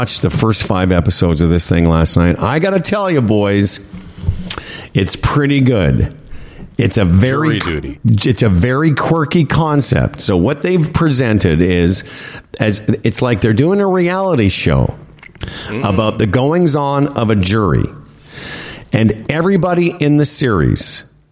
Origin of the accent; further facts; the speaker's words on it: Moose Jaw, Saskatchewan, Canada; Growing up in Moose Jaw